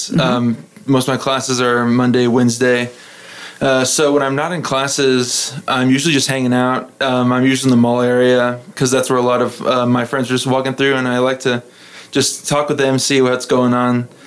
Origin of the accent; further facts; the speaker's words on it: Midland, Texas, United States; also born or lived in Lubbock; i was actually born in lubbock but i didn't live here long we moved around a lot because my dad was getting different jobs and so i'd say i was probably raised in midland went to midland christian